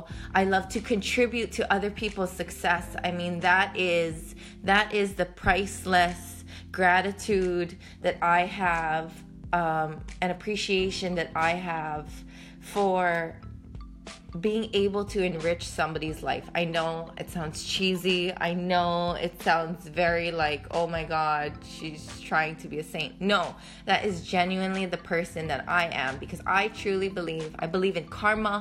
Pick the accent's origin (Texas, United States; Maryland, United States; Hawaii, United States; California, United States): Hawaii, United States; moved away as an adult; now in New York City, United States; I literally went from living my entire life in Hawaii to moving to New York City